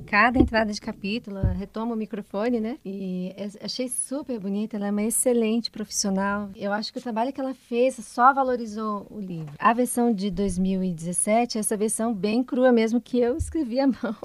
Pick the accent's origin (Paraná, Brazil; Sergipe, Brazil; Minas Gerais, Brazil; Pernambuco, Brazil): Paraná, Brazil; Curitiba; now in Guarapuava, Brazil; também sou curitibana